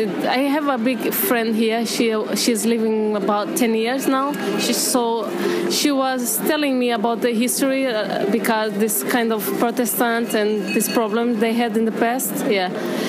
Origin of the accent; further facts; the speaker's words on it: Lisbon, Portugal; English is a second language; now in Belfast, United Kingdom; Lisbon, Portugal.